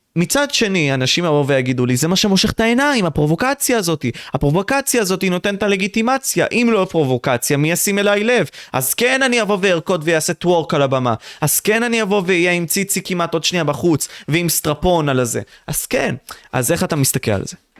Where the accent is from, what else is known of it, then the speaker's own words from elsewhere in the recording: Israel; אנחנו צברים, נולדנו פה